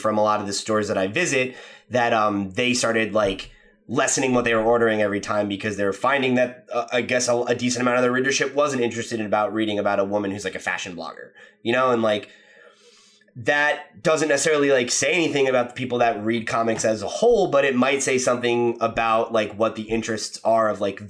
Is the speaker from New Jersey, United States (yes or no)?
yes; New Jersey, United States; my home state of New Jersey.